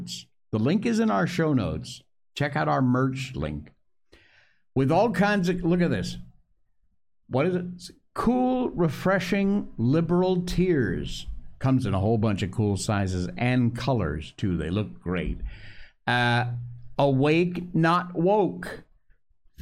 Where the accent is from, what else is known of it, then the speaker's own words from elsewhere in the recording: Cornwall, Connecticut, United States; I was born in Connecticut, folks. Cornwall, Connecticut